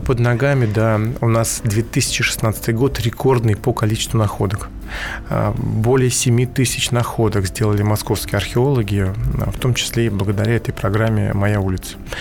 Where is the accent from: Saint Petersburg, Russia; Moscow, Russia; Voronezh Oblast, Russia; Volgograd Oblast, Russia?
Moscow, Russia; мы все москвичи